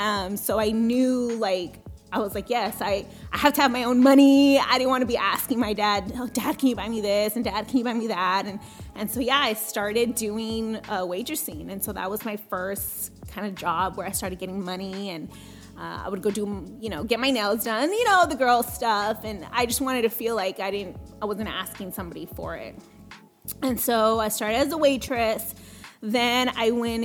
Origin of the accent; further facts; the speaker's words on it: Coastal Bend area, Texas, United States; English is a second language; Born and raised in Coastal Bend area.